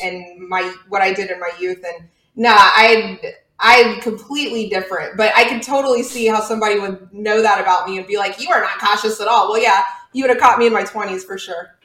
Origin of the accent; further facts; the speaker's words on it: Houston, Texas, United States; I grew up in Clear Lake, Texas.